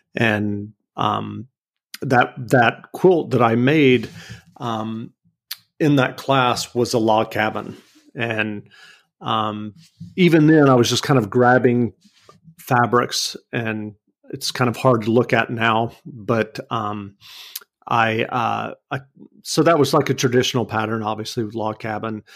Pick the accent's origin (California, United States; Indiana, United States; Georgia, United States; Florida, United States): Georgia, United States; Macon; moved away as an adult; also born or lived in New York City; now in Northampton, United States; I grew up in Macon, Georgia, and the joke is that I keep moving further and further north